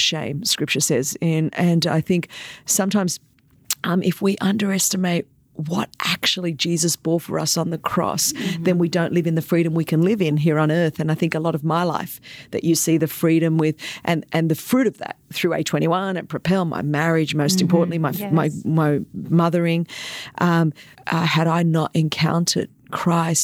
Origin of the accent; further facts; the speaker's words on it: Australia; first language Greek; English is a second language; grew up second generation migrant Greek in a time when Australia was very divided over, you know, kind of immigrant issues and migrants coming in.